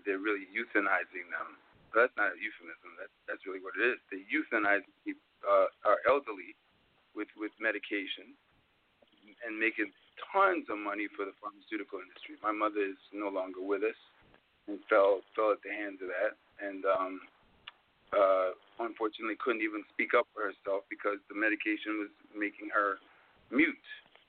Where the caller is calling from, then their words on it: Mount Vernon, New York, United States; I'm calling from Mount Vernon, New York.